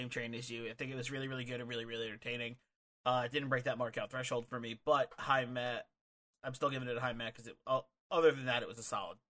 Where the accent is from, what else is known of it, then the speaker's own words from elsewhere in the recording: New Jersey, United States; But they are based in Houston, and we are from New Jersey, so.